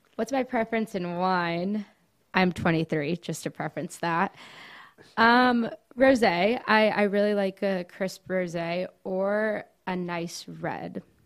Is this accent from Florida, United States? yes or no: yes; Coral Gables, Florida, United States; now in Gainesville, United States; I was born and raised in Coral Gables